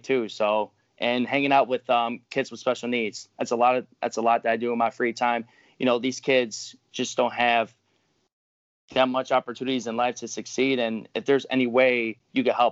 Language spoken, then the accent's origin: English; Carol Stream, Illinois, United States; I grew up, you know, in the suburbs of Illinois, in Carroll Stream, Illinois